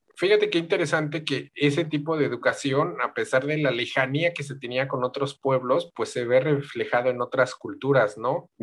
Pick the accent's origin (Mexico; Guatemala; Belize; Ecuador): Mexico; nosotros como mexicanos